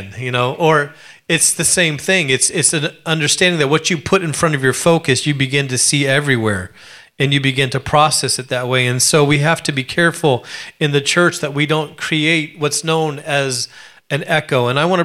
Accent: Alaska, United States; growing up in Alaska, I was poor

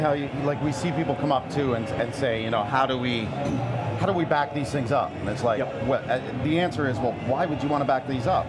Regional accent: Canada; I'm from Canadiana, Canada

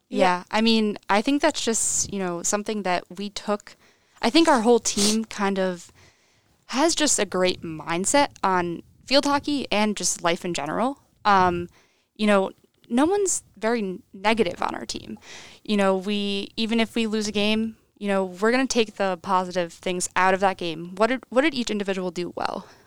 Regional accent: Cheshire, Connecticut, United States; I'm from Cheshire, Connecticut. I went to Cheshire High School

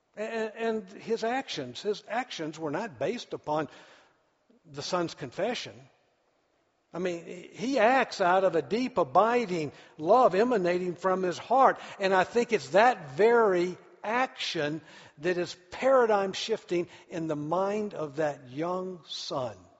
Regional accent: United States; I'm an American

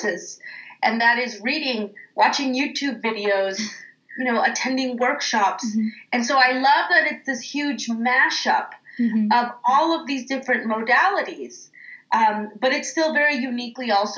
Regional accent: Oakland, California, United States; as a kid, growing up in East Oakland

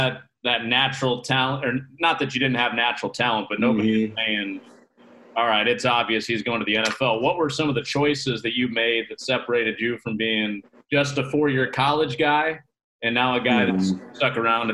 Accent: Chicago, Illinois, United States; I grew up in Chicago.

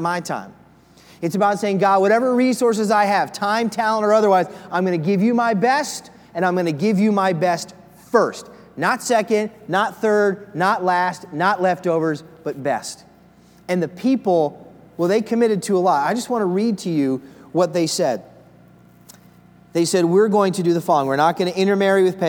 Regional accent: Philadelphia, Pennsylvania, United States; I'm from the Philadelphia area.

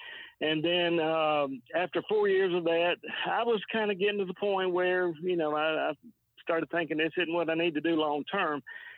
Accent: Jacksonville, Alabama, United States; I grew up in Jacksonville.

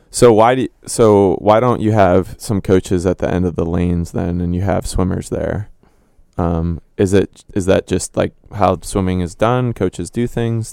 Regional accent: Illinois, United States; moved away; I'm from Illinois

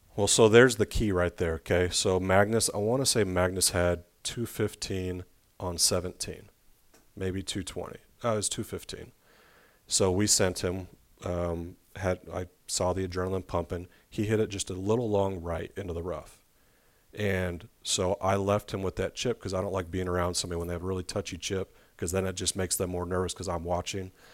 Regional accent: Arizona, United States; now in Little Rock, United States; I'm from Arizona

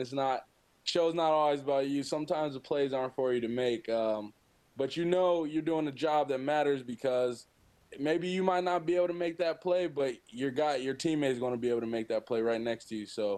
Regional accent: Kokomo, Indiana, United States; also born or lived in Fort Wayne, Indiana; now in Mount Pleasant, United States; I'm from Kokomo, Indiana, kind of central Indiana. Born there. I grew up there until my freshman year of high school, and then I moved to Fort Wayne

